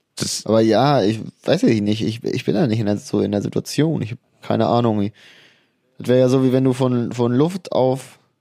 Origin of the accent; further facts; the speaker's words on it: Harz, Germany; bei uns im Harz